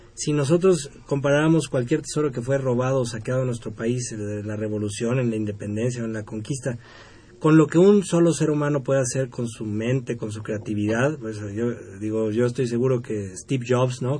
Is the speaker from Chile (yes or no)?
no; Mexico; México todos somos mexicanos